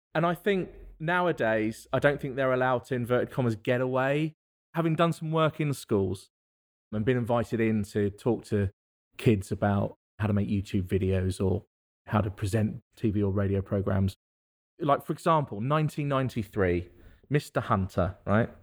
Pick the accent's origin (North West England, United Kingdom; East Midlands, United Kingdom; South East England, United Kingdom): South East England, United Kingdom; thirty miles west of central London; now in Worcester, United Kingdom; thirty miles directly west of central London is where I'm from